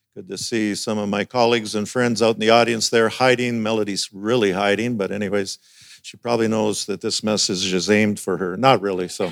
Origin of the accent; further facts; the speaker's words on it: Alberta, Canada; moved away as an adult; also born or lived in North Delta, British Columbia; now in Burlington, Canada; I was born and raised in Alberta